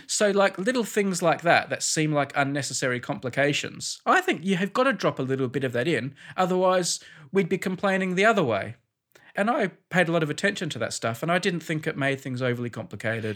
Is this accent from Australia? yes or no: yes; Australia; now in United Kingdom; Australian in Britain